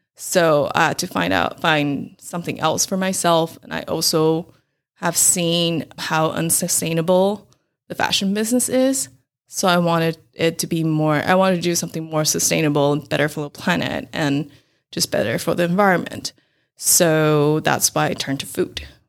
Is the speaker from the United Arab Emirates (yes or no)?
no; Taiwan; moved away as an adult; also born or lived in Taipei, Taiwan; now in Rochester, United States; I was born and raised in Taiwan, and I moved to Rochester, Minnesota about five years ago directly from Taipei, Taiwan.